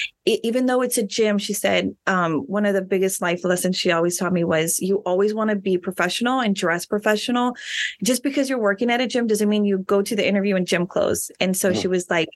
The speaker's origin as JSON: {"language": "English", "town": "Rio Grande City", "region": "Texas", "country": "United States", "tie": "born or raised there", "moved": "as an adult", "lives_now": "San Antonio, United States", "said": "I am from Rio Grande City. So I went to Rio Grande City High School"}